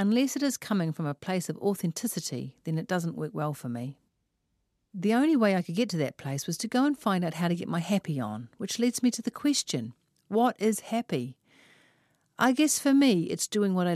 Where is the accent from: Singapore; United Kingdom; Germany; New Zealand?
New Zealand; Auckland; I am from West Auckland